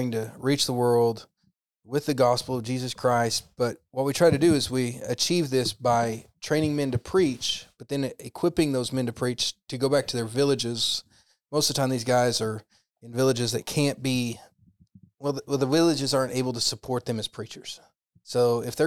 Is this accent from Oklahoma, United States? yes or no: yes; Oklahoma, United States; also born or lived in Tennessee / Texas; I grew up in Oklahoma